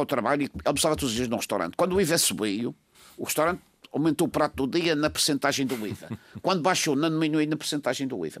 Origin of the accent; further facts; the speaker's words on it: São Vicente, Madeira, Portugal; eu orgulho de dizer que sou natural do Conselho de São Vicente